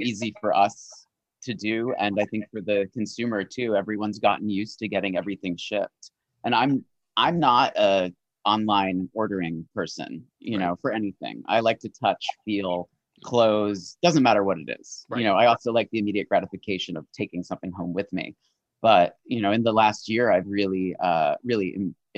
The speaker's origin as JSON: {"language": "English", "region": "New England", "country": "United States", "said": "I'm from New England, you know. Pecan, I say pecan, not pecan"}